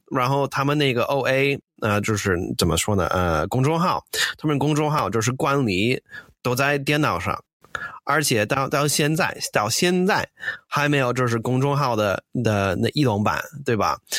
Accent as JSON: {"language": "Chinese", "country": "United States", "second_language": "Chinese", "moved": "as an adult", "lives_now": "China", "said": "我是个美国人，呃，我零八年来，来了中国"}